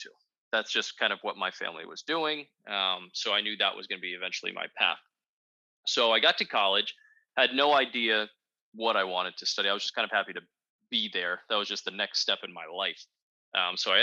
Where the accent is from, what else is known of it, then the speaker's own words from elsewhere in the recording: Northern Virginia, United States; I'm from the Northern Virginia area